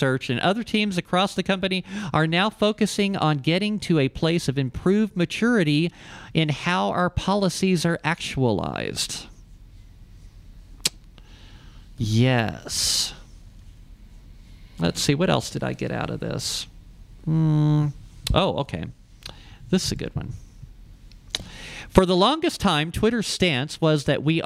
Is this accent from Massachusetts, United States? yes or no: no; Ohio, United States; now in Albuquerque, United States; I'm from Ohio.